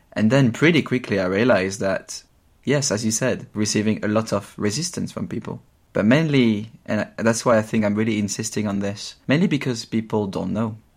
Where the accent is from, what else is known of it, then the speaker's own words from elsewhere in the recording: Champagne region, Grand Est, France; English is a second language; moved away as an adult; now in London, United Kingdom; I grew up in the Champagne region in France where I spent my first 20 years